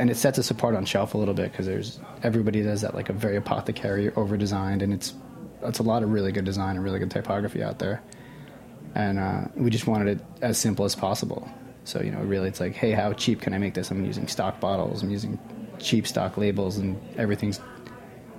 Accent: Port Jefferson, New York, United States; I grew up in Port Jeff

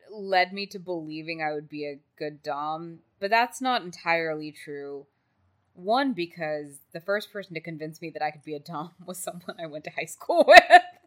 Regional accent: Texas, United States; I was from Texas

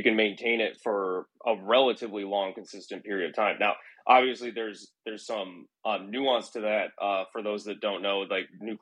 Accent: Iowa, United States; moved away; there was a reactor in my hometown back in Iowa, the Duane Arnold facility.

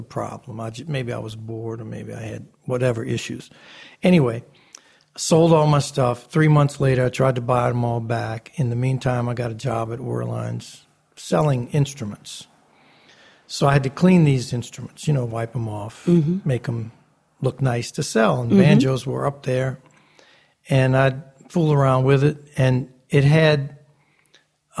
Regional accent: New Orleans, Louisiana, United States; Growing up in New Orleans

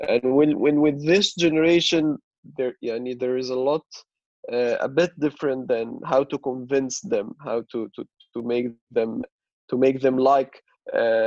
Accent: Cairo, Cairo Governorate, Egypt; I'm Egyptian, born and raised in Cairo.

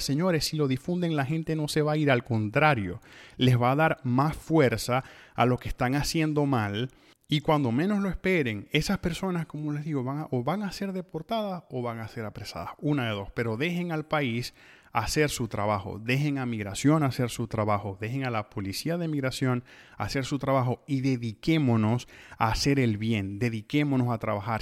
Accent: Venezuela; moved away; nosotros mismos como venezolanos

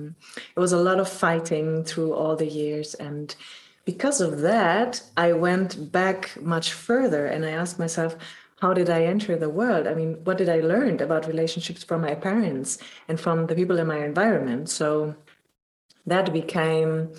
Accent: Germany; I'm from Germany and I work as a coach since already 8 years

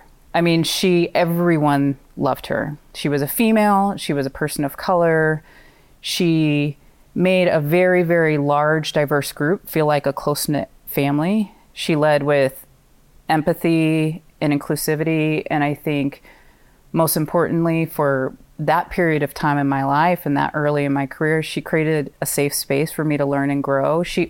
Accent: Pacific Northwest, United States; also born or lived in California; now in Maine, United States; I was born in California and have had family there my entire life. And in mid-elementary school, moved up to the Pacific Northwest, to Portland, Oregon, and Vancouver, Washington, and spent my formative years in the Pacific Northwest.

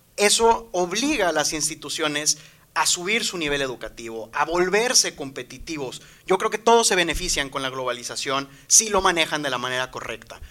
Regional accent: Veracruz, Mexico; moved away as an adult; also born or lived in Mexico City; now in Monterrey, Mexico; Yo vengo de Veracruz, si soy sincero, nací en Ciudad de México, pero ahí no estuve casi nada. Eh, yo siempre digo y diré que vengo de Veracruz

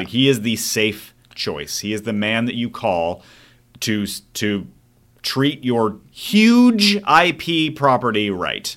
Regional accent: Mesa, Arizona, United States; I did grow up in Mesa, Arizona

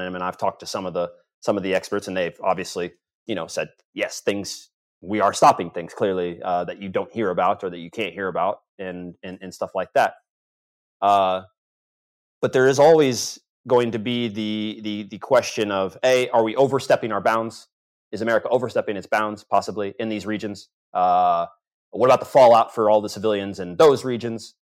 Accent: United States; as an American

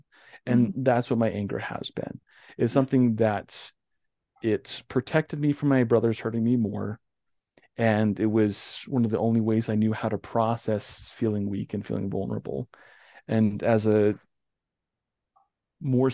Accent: North Ogden, Utah, United States; also born or lived in Richmond, Utah / Logan Canyon; About 2002, when we moved from Richmond to North Ogden

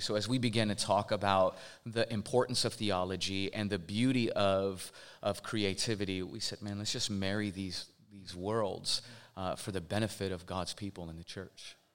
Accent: Portland, Oregon, United States; I am from Portland, Oregon

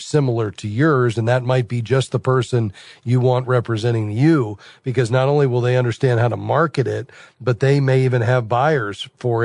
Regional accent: Fort Lauderdale, Florida, United States; Fort Lauderdale, Florida, my hometown

